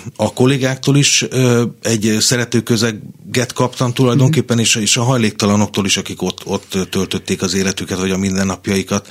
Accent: Kondoros, Békés, Hungary; moved away as an adult; now in Budapest, Hungary; Én, én egy Békés megyei kisvárosból származom, Kondorosról

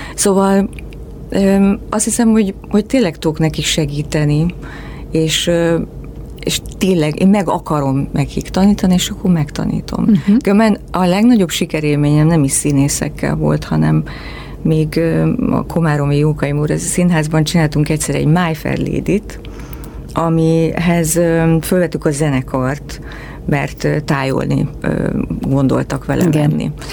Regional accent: Miskolc, Borsod-Abaúj-Zemplén, Hungary; moved away; én Miskolcon nőttem fel

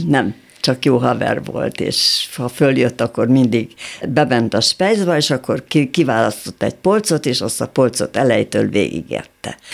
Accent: Budapest, Hungary; én egy normális polgári családban születtem, szüleim szücsök voltak, szép szücsüzletünk volt

